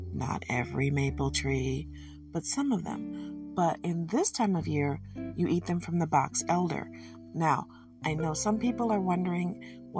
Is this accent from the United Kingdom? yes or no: no; Michigan, United States; I'm from Michigan